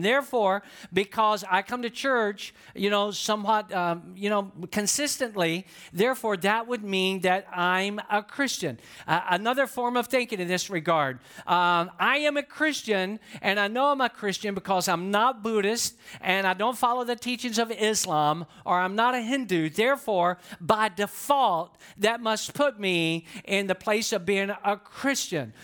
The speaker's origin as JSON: {"language": "English", "town": "Atlanta", "region": "Georgia", "country": "United States", "said": "I'm from Atlanta, Georgia"}